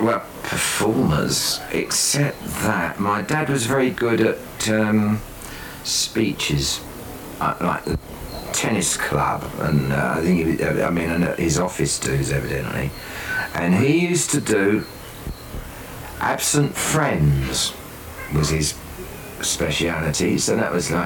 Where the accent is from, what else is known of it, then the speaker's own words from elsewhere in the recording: Ilford, London, United Kingdom; I'm from Ilford.